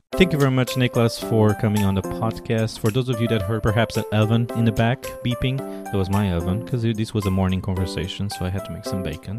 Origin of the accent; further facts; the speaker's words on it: Portugal; now in United States; I'm from Portugal